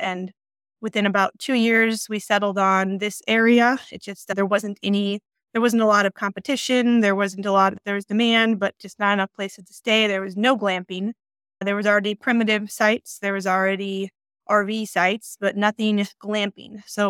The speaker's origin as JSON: {"language": "English", "region": "Illinois", "country": "United States", "moved": "as an adult", "lives_now": "Colorado, United States", "said": "So we moved from Illinois, the flatlands, about 6 years ago"}